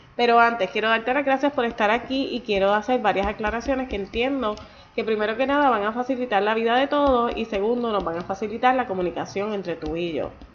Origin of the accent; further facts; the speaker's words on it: Puerto Rico; yo soy nacida y criada en Puerto Rico